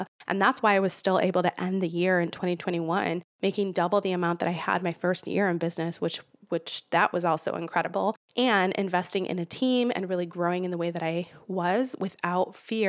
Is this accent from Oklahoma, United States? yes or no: no; Chicago, Illinois, United States; born there; from the motherland where I'm from Puerto Rico, born in Chicago, but I'm Puerto Rican.